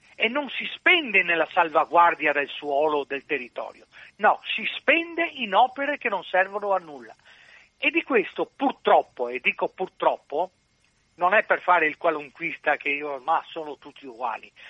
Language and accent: Italian; Venice, Veneto, Italy; essendo veneziano